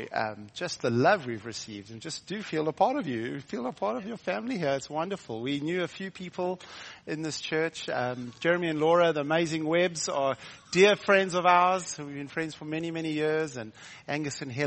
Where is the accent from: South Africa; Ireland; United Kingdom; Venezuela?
South Africa; also born or lived in Hilton, near Durban, South Africa; I'm from South Africa